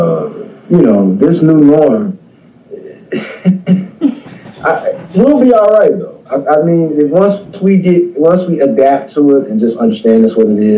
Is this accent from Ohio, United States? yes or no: no; Chicago, Illinois, United States; I grew up in Cabrini Green area, so that's a different way of growing up